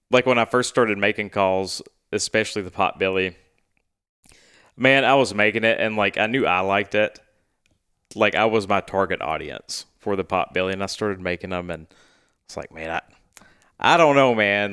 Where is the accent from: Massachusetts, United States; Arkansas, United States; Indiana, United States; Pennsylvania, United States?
Arkansas, United States; Stuttgart; also born or lived in Casco, Arkansas / Little Rock, Arkansas; growing up in Stuttgart